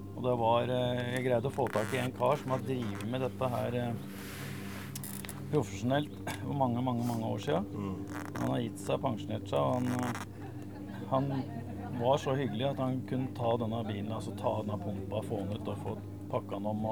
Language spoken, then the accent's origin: Norwegian; Eidsvoll, Akershus, Norway